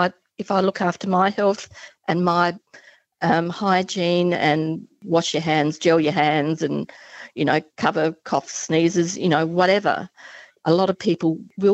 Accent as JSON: {"language": "English", "town": "Adelaide", "region": "South Australia", "country": "Australia", "said": "That was going to be cruises from Adelaide, my home state."}